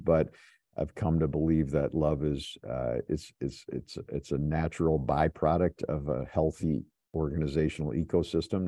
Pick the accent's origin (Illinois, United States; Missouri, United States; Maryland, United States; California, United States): Illinois, United States; Chicago; moved away as an adult; also born or lived in Ann Arbor, Michigan; I'm from Chicago. I, I came to Ann Arbor to go to school at University of Michigan